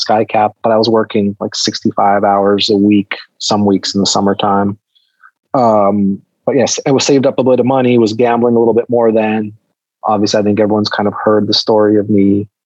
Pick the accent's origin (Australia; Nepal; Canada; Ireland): Canada; I grew up in Canada, Greek-Canadian parents